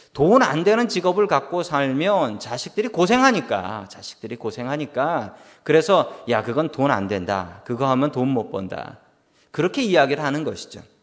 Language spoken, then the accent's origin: Korean; South Korea; now in United States; 나는 미국에서 살아가는 한국인이다